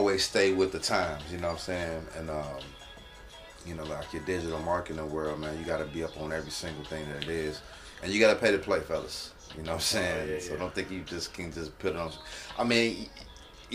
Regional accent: Gary, Indiana, United States; I'm originally from Gary, Indiana. East side out here in Miller

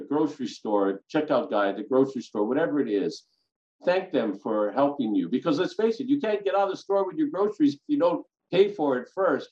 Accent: Kailua, Hawaii, United States; A local boy from Kailua, went to Catholic schools, graduated from St. Louis High School

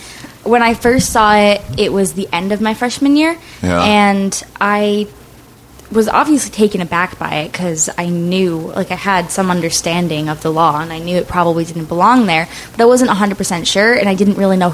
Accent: Cranston, Rhode Island, United States; I grew up in Rhode Island. Okay. More specifically, Cranston, Rhode Island.

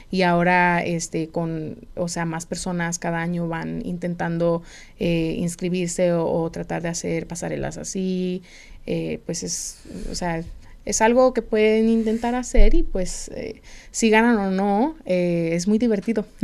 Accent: Phoenix, Arizona, United States; also born or lived in California; Crecí eh, mitad en California y mitad aquí en Arizona

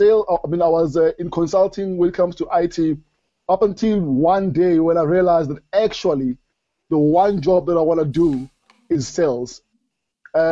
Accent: Springs, Gauteng, South Africa; I grew up in Springs.

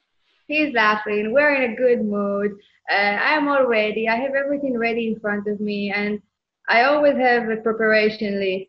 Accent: Israel; moved away; I came from Israel and I served in the military

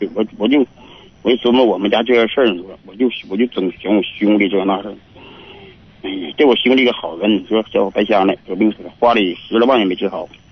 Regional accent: Harbin, Heilongjiang, China; now in Hebei, China; 我是黑龙江的哈尔滨的嗯。黑龙江哈尔滨，我现在搬到河北，搬河北了，我们现在也没房子

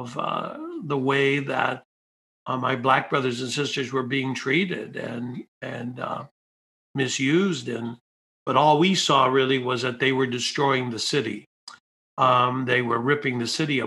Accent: Detroit, Michigan, United States; I grew up in Detroit, you know, in the inner city.

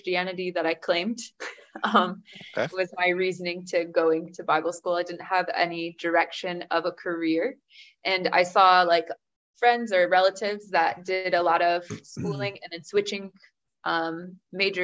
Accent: Delton, Michigan, United States; moved away as an adult; also born or lived in Waukesha, Wisconsin; now in Romania; I was born and raised in Michigan, stayed in the same little town, Delton, my entire life until I was 18.

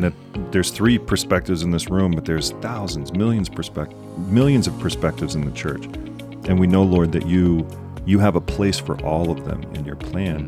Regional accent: the South, United States; now in South Lancaster, United States; I'm from the South

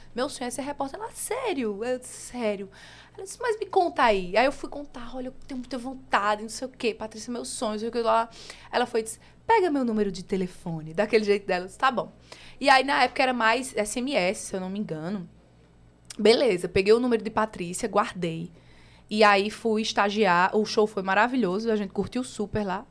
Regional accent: Campina Grande, Paraíba, Brazil; accent: nordestino; moved away as an adult; also born or lived in São Paulo; now in João Pessoa, Brazil; Sou, sou de Campina Grande, campinense. Nasci aí há 30 anos atrás

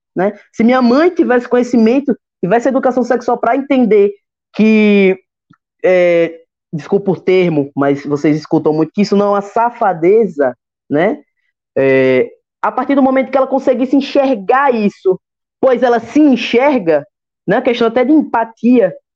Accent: Sergipe, Brazil; also born or lived in Capela, Sergipe; now in Aracaju, Brazil; Eu moro aqui na capital, então é, nasci no interior, mas não me criei

